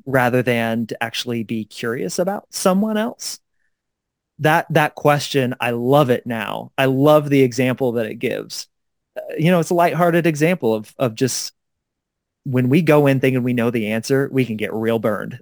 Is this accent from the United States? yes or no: yes; Kansas City, Missouri, United States; now in Denver, United States; my hometown newspaper, the Kansas City Star